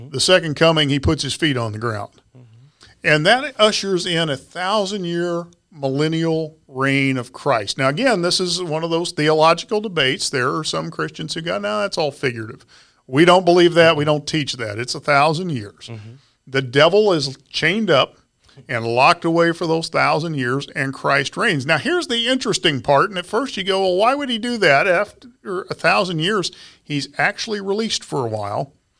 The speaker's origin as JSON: {"language": "English", "town": "Ponca City", "region": "Oklahoma", "country": "United States", "tie": "born or raised there", "said": "You know, I was a kid. I grew up in Ponca City, Oklahoma."}